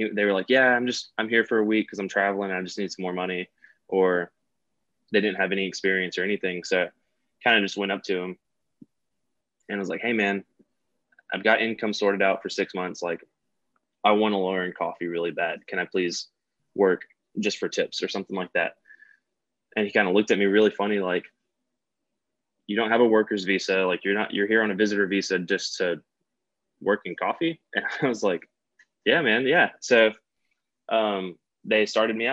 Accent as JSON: {"language": "English", "town": "Tupelo", "region": "Mississippi", "country": "United States", "tie": "born or raised there", "also_born_or_lived": "Dallas, Texas", "said": "I'm from Mississippi, born and raised."}